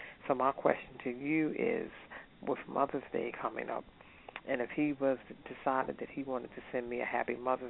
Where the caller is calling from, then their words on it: Maryland, United States; I was calling from Maryland